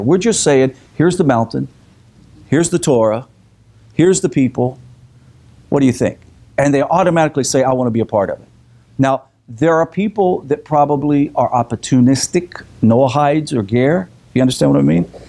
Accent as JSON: {"language": "English", "region": "the South", "country": "United States", "said": "we're from the South"}